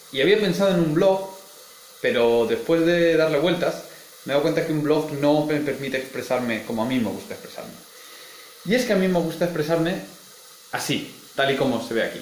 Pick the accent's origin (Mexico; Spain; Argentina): Spain; Elche, Valencian Community; moved away as an adult; now in Heidelberg, Germany; nací en Elche, estudié cuatro años de física en Valencia